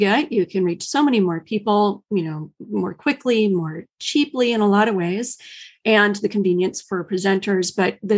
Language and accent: English; Midwest, United States; also born or lived in Chicagoland area / Ohio / Wisconsin; now in Silicon Valley, United States; I live in Silicon Valley, but my roots are in the Midwest. Spent a good number of years in the Chicagoland area, and family from Ohio and Wisconsin